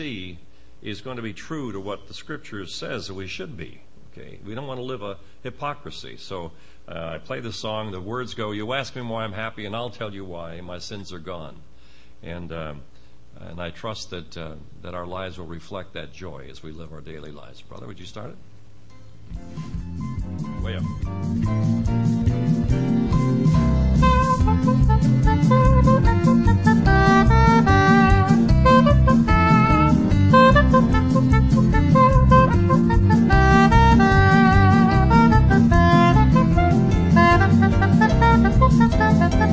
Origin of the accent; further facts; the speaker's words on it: Schenectady, New York, United States; now in Maryland, United States; I'm from Maryland. I was raised in upstate New York and was raised in the Bellevue Assembly up in Schenectady